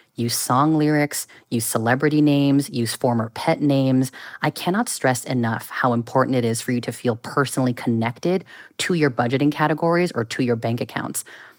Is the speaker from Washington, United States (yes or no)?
no; Bay Area, California, United States; Born and raised in the Bay Area.